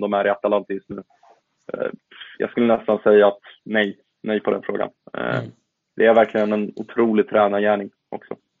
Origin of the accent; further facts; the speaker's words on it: Bosnia & Herzegovina; now in Sweden; som bosnier